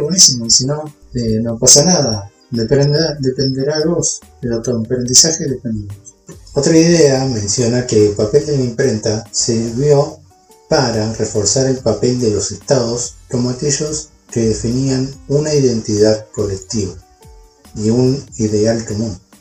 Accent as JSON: {"language": "Spanish", "country": "Argentina", "said": "somos todos argentinos"}